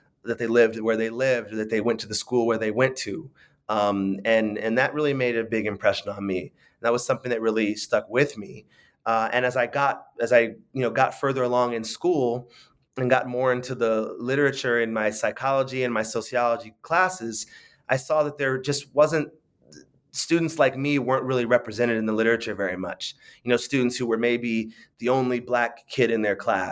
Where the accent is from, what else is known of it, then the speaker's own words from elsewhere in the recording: San Francisco, California, United States; I grew up in San Francisco